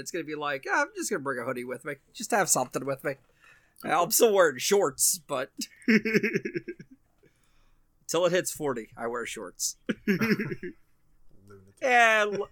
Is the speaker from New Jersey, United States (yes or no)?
yes; New Jersey, United States; we're New Jerseyans. Like, we know how to deal with the cold.